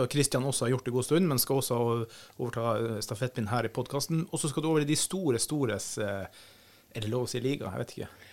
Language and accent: Norwegian; Finnmark, Norway; jeg er ikke nordlending, jeg er finnmarking